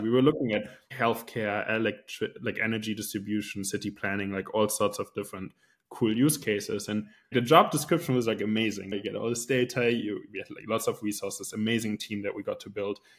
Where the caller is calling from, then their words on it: Switzerland; calling in from Switzerland